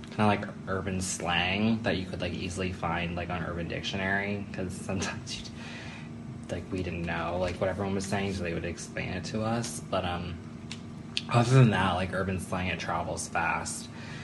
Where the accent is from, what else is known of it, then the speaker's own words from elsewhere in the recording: Stroudsburg, Pennsylvania, United States; I grew up in Stroudsburg, Pennsylvania, which is like located in the Pocono Mountains. It's probably about 2 hours from here and probably like an hour from New York. So it was a lot of New Jersey and New York kids in the area, so it was very diverse